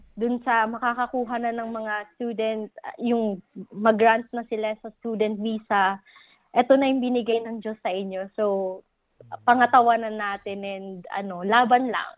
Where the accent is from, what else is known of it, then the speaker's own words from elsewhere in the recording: Philippines; moved away as an adult; now in Melbourne, Australia; Pinoy tayo. As a Filipino, as Filipinos